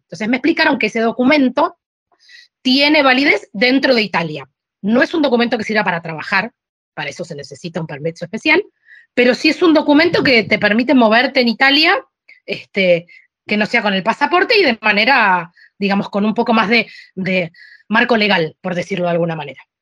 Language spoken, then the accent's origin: Spanish; Argentina; moved away as an adult; also born or lived in Sicily, Italy; now in Spain; pero yo no soy italiana, le digo, yo soy argentina